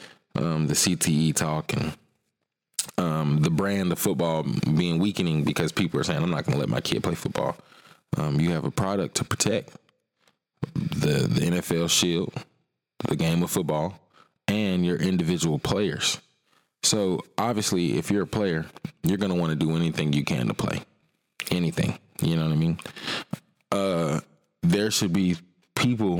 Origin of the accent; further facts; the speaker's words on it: Atlanta, Georgia, United States; also born or lived in South Fulton, Georgia; I live in South Fulton, but I was born in Atlanta